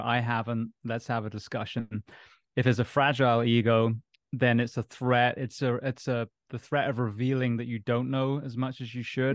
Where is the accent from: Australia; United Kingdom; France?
United Kingdom; Bath, South West England; moved away as an adult; also born or lived in Japan; now in United States; I'm originally from England. Grew up in a place called Bath near uh, Stonehenge on a farm